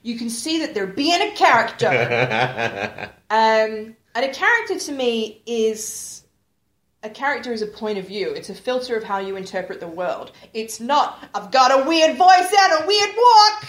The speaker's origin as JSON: {"language": "English", "country": "Australia", "said": "I'm Australian"}